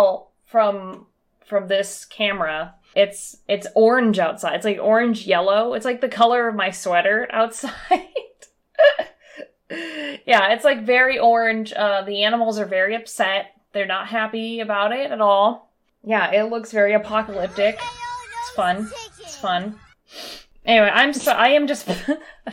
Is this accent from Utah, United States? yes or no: no; San Bernardino, California, United States; moved away; I grew up in San Bernardino, which is on fire every other year